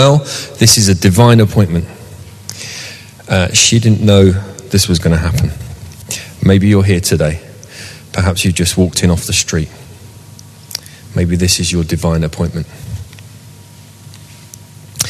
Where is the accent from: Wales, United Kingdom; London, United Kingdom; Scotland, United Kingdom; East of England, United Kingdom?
London, United Kingdom; Southall; moved away as an adult; also born or lived in Shepherd's Bush; now in Sunbury, United Kingdom; I grew up in Southall, and I lived in the same house